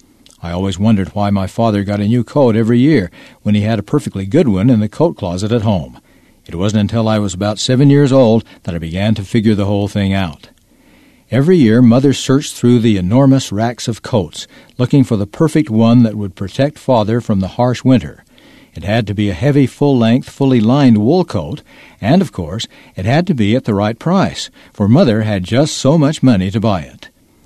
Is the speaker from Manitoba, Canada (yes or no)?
no; Toronto, Ontario, Canada; As a child growing up in Toronto, Ontario, Canada, and as the oldest in my family